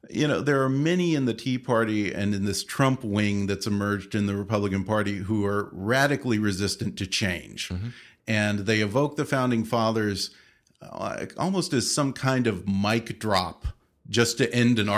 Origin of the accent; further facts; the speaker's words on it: Panama; born there; I was born I in Panama.